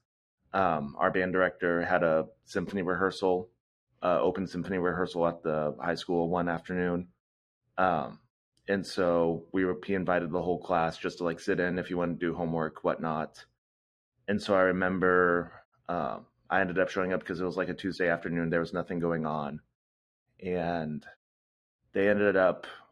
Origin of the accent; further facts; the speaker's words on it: Nebraska, United States; now in Kansas City, United States; I ended up actually growing up in Nebraska, which is in the middle of the United States.